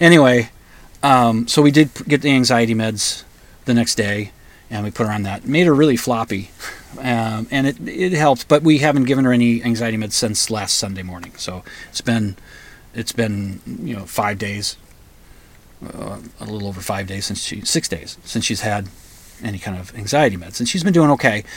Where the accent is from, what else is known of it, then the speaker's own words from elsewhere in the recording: United States; being an American